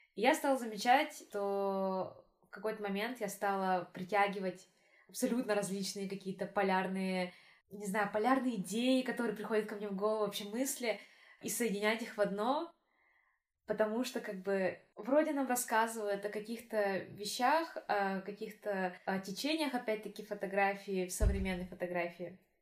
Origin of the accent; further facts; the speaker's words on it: Yakutia, Sakha Republic, Russia; moved away as an adult; now in Moscow, Russia; Я из Якутии.